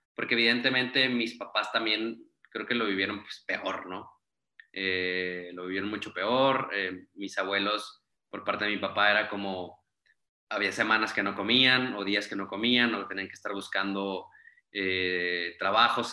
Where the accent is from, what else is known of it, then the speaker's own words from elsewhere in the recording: Saltillo, Coahuila, Mexico; moved away as an adult; now in Mexico City, Mexico; soy de Saltillo, Coahuila, eh, tengo ya viviendo en la Ciudad de México cinco años